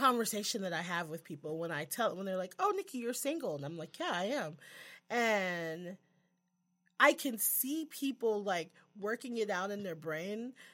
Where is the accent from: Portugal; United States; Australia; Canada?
United States; Texas; accent: Texas; my Texas accent